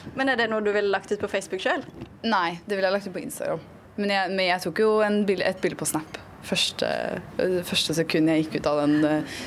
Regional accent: Trøndelag, Norway; accent: Trøndersk; vi som er i Trøndelag, snakker trøndersk på så mange forskjellige måter

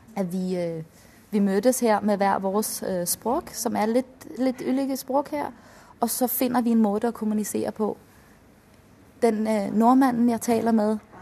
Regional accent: Denmark; first language Danish; Norwegian is a second language; moved away as an adult; now in Trondheim, Norway; Det har vi ikke i, i Danmark

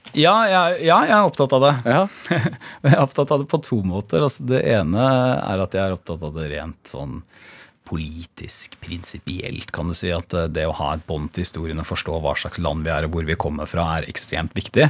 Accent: Porsgrunn, Telemark, Norway; kommer jeg fra Stridsklev

